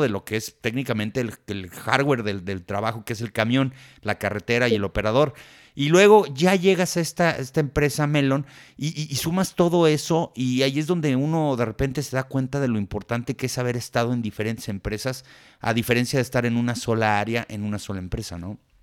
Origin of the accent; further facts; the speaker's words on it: Mexico; somos mexicanos